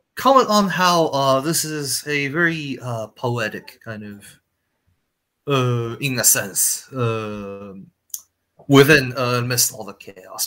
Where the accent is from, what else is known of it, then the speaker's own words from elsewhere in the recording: China; moved away; I came from China